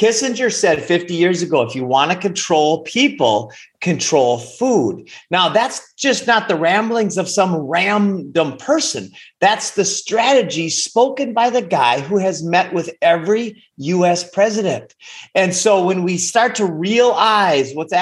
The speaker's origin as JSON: {"language": "English", "region": "Minnesota", "country": "United States", "tie": "born or raised there", "also_born_or_lived": "Costa Rica", "moved": "yes", "said": "I grew up in Minnesota"}